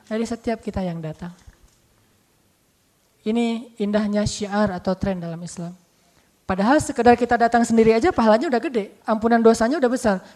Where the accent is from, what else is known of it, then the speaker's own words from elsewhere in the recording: Bojonegoro, East Java, Indonesia; Dan alhamdulillah ternyata juga satu kampung sama saya, orang Bojonegoro, Jawa Timur.